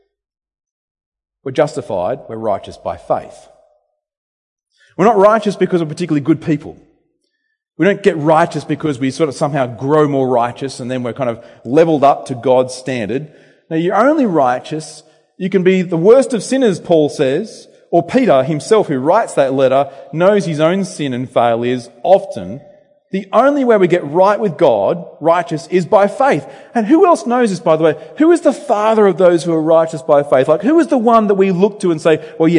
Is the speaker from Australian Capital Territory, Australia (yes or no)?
no; Temora, New South Wales, Australia; now in Bendigo, Australia; My hometown where I grew up, Tamora, New South Wales